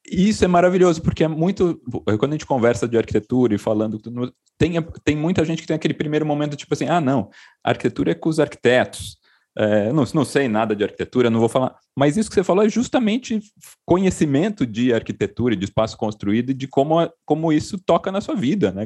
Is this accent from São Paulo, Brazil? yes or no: yes; Itu, São Paulo, Brazil; born or raised there; moved away as an adult; now in São Paulo, Brazil